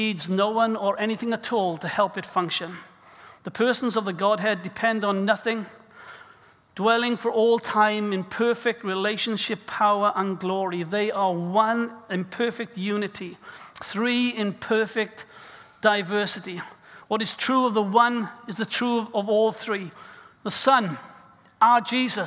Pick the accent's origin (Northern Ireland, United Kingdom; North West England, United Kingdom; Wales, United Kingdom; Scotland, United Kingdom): Wales, United Kingdom; South; as a young boy growing up in South Wales